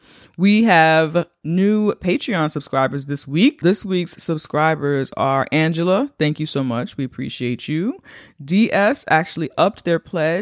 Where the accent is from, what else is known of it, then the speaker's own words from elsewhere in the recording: Bronx, New York, United States; We're from the Bronx.